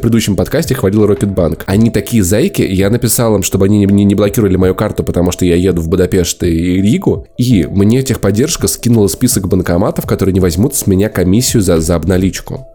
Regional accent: Moscow, Russia; мы москвичи

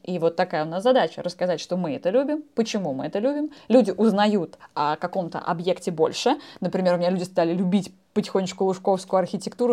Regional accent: Moscow, Russia; мое большое признание в любви Москве, где я родилась

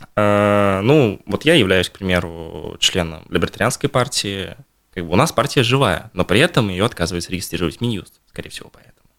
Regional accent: Bashkortostan, Russia

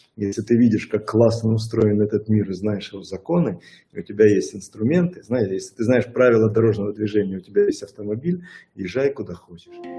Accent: Odesa, Odesa Oblast, Ukraine; я человек из Одессы

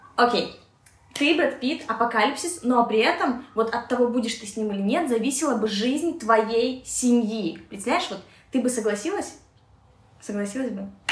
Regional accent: Minsk, Belarus; Хоть я и росла в Беларуси, в Минске

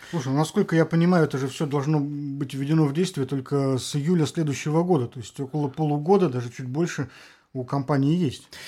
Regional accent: Saint Petersburg, Russia; мы, петербуржцы

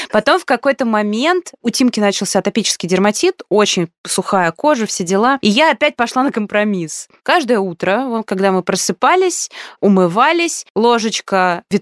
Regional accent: Poland; born there; Потому что я родилась в Польше, и мои родители тогда жили

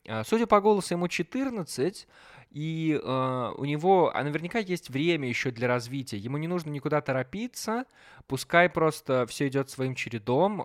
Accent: Belarus; now in Minsk, Belarus; частный бизнес развивается в моем родном городе

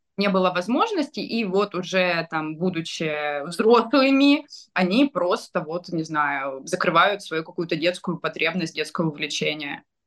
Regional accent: Rostov-on-Don, Rostov Oblast, Russia; я из Ростова

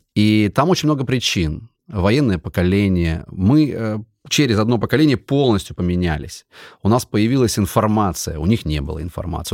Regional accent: Siberia, Kemerovo Oblast, Russia; moved away; я родился в Кемеровской области, это вообще далеко отсюда, это Сибирь, мы ментально другие люди

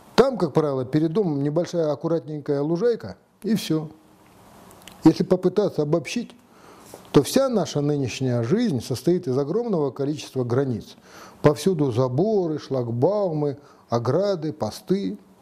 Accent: Kazakhstan; Мы, казахи

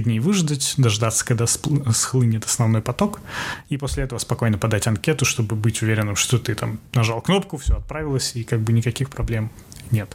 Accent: Russia; moved away as an adult; now in New York, United States

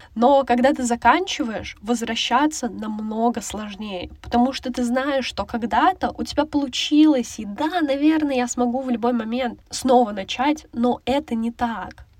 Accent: Lipetsk, Lipetsk Oblast, Russia; Я сама из Липецка

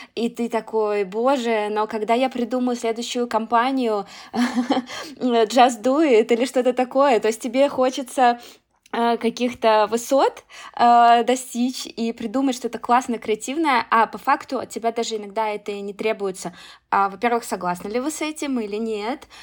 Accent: Russia; я из России

